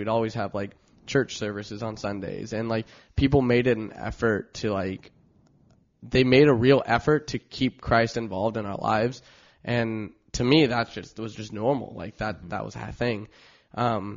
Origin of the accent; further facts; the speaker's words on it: Long Beach, California, United States; I grew up in Long Beach, was born in Long Beach.